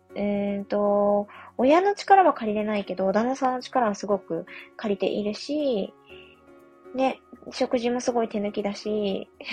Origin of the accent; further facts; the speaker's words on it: Yamagata, Japan; moved away; 私、地元が山形なんですけれども